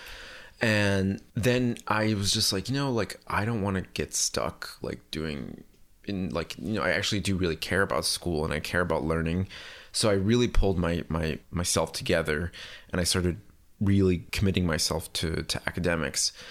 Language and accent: English; Puerto Rico; born there; So I was born in Puerto Rico and it was kind of circumstantial because my parents were just living there because of my mom's job.